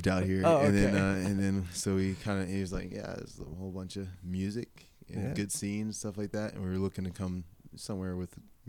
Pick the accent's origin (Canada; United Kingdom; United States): United States; Virginia; moved away as an adult; also born or lived in Philadelphia, Pennsylvania; now in Colorado, United States; I was born in Philadelphia, raised in Virginia, and then moved out here like, what, 4 years ago?